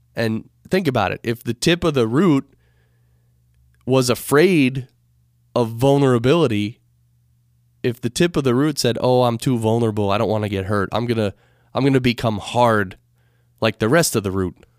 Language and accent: English; United States; being an American